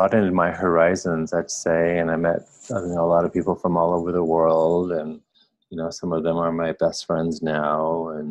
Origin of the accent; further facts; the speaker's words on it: Pine Ridge Indian Reservation, South Dakota, United States; moved away as an adult; also born or lived in East Coast; now in Rapid City, United States; I'm Oglala Lakota. I was born on the Pine Ridge Indian Reservation